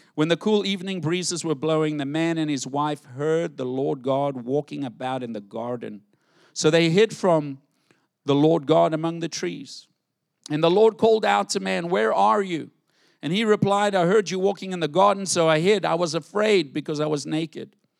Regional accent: South Africa; moved away; growing up in South Africa

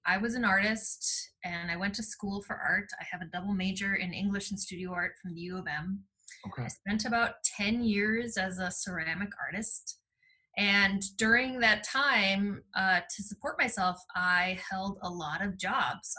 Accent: Columbia Heights, Minnesota, United States; I was born in Columbia Heights.

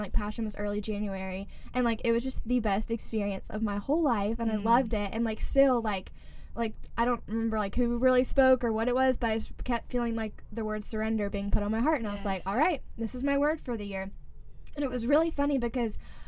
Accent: Sumter, South Carolina, United States; I'm from Sumter, South Carolina

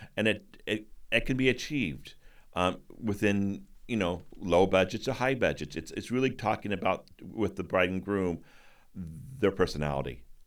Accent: Midwest, United States; moved away as an adult; now in New England, United States; I'm from the Midwest

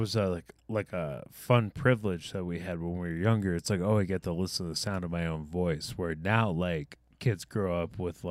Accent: Michigan, United States; I'm from Michigan

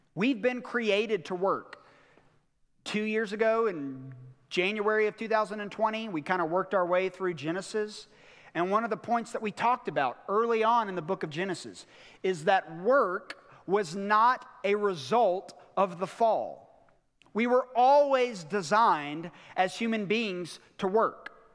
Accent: United States; us as American Christians

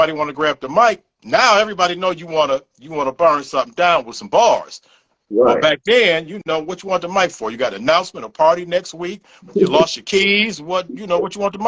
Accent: Cleveland, Ohio, United States; I'm born and raised in Cleveland, Ohio

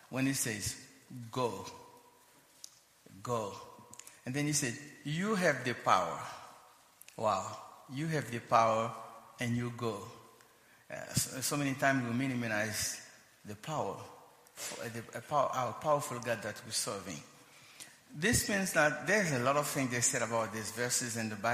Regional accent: Haiti; also born or lived in United States; We're native Haitian. Both of us were born and raised in Haiti

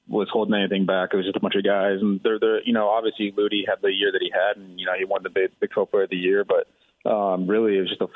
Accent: Texas, United States; Growing up in Texas, it's kind of one of the things where you either grew up being an Aggie or you grew up hating them

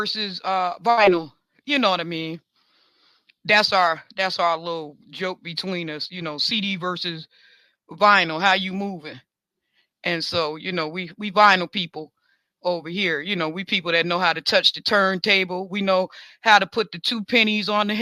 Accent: New York, United States; I'm a New Yorker, man. I'm a Bills fan. You know, I'm Buffalo all day

